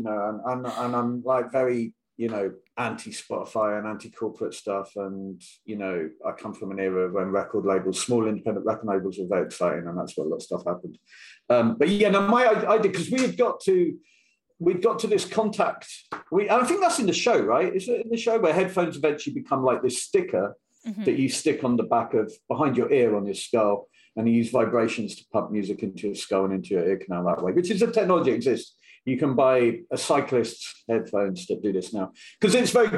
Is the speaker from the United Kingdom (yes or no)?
yes; United Kingdom; I'm British.